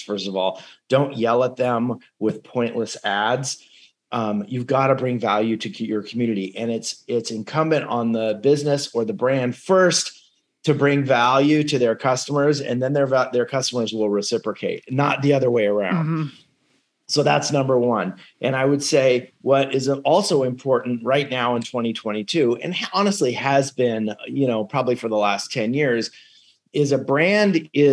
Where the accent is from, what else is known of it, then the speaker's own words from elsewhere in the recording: California, United States; growing up in California